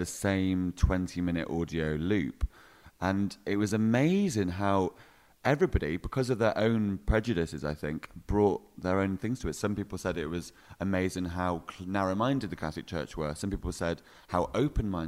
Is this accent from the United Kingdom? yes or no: yes; Hebden Bridge, Yorkshire and the Humber, United Kingdom; moved away as an adult; now in Glasgow, United Kingdom; I'm from Yorkshire